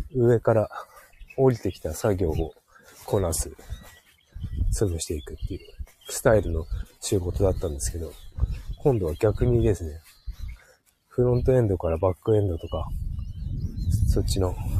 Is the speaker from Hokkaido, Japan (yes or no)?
yes; Hokkaido, Japan; moved away; うちの地元